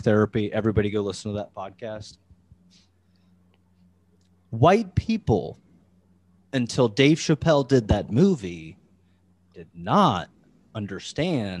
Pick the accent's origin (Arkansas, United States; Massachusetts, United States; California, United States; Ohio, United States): Ohio, United States; I'm from Ohio and there's a lot of racist here